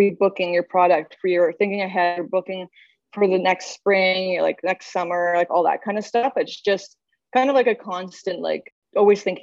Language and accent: English; Saskatoon, Saskatchewan, Canada; moved away as an adult; now in Toronto, Canada; I'm from Saskatchewan, Saskatoon.